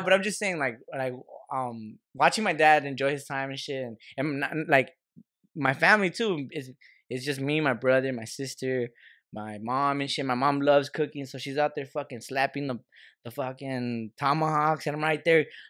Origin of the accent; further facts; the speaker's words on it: United States; we're American, we're Mexican Americans